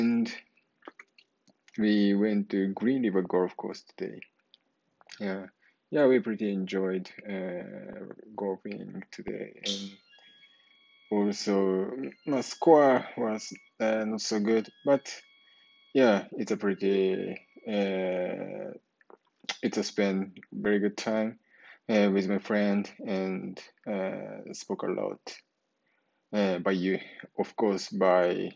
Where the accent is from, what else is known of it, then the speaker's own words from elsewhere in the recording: Japan; English is a second language; moved away as an adult; now in Irvine, United States; my hometown is very close to Nagoya City. It takes about 1 hour from my home to Nagoya City by car